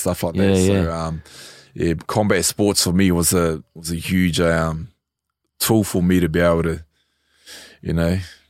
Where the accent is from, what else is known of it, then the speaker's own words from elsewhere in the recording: North Island, New Zealand; also born or lived in South Island; So I was born in the South Island, but then I grew up in the North Island.